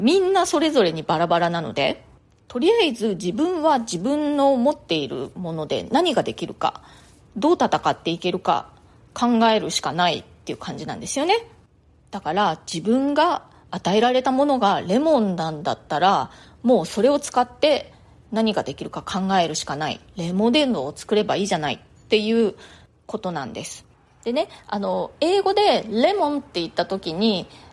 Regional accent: Japan; moved away as an adult; now in New York, United States; 私はねもう日本で、えー、 大学を卒業して就職もしてその後だったのでもう20代後半になっていましたニューヨークにね引っ越してきたのは27歳の時だったんですね

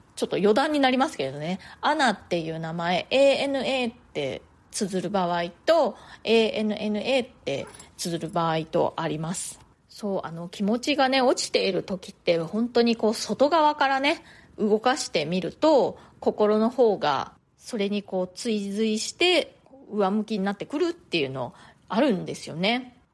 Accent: Japan; moved away as an adult; now in New York, United States; 日本で生まれ育った私にはね

